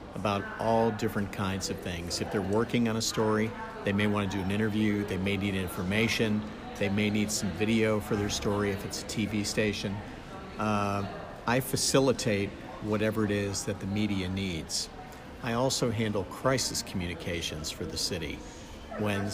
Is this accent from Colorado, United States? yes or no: no; South Florida, United States; also born or lived in Georgia; I grew up in South Florida.